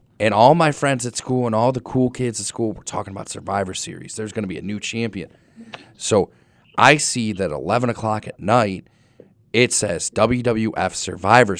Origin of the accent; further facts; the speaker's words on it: Cleveland, Ohio, United States; I grew up in Cleveland